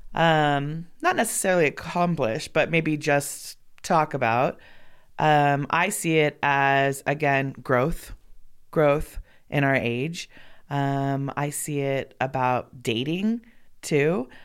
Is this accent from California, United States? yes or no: yes; Los Angeles, California, United States; moved away as an adult; also born or lived in Bend, Oregon; now in Sparks, United States; born and raised in Los Angeles